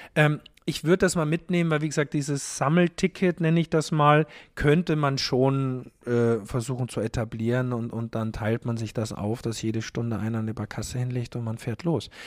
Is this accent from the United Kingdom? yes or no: no; Haus im Ennstal, Styria, Austria; now in Hamburg, Germany; Ich bin halt aus der Steiermark, aus der Obersteiermark äh, tatsächlich. Haus im Enstal heißt der Ort, wo ich aufgewachsen bin